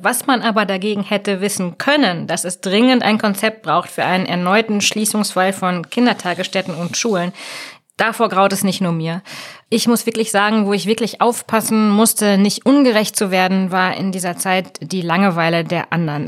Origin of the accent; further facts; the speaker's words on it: Germany; bei uns in Deutschland